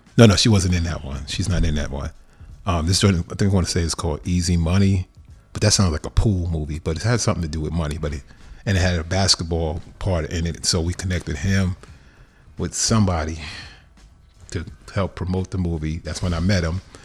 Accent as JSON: {"language": "English", "region": "New York", "country": "United States", "tie": "born or raised there", "moved": "as an adult", "lives_now": "Los Angeles, United States", "said": "I'm always a New Yorker a thousand percent, even though I've lived in L A fifteen years now. But growing up in New York"}